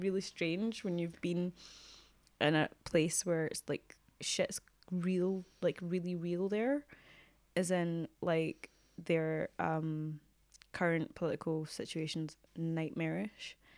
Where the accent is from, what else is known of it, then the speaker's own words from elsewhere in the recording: Glasgow, Scotland, United Kingdom; moved away; I grew up in Glasgow